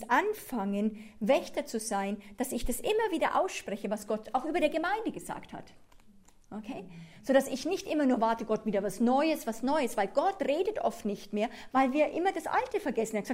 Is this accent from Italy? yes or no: no; Switzerland; ich bin Anglerin, ich bin Schweizerin, ich bin Europäerin.